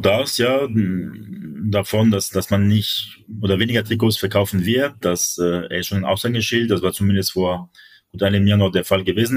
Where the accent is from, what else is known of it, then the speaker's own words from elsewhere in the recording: France; das sage ich als Franzose